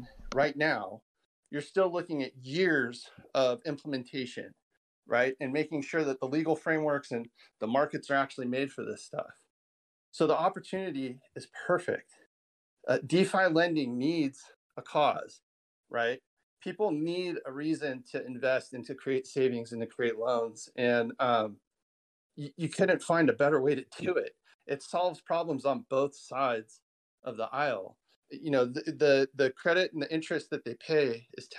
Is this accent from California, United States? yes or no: yes; California, United States; my home state of California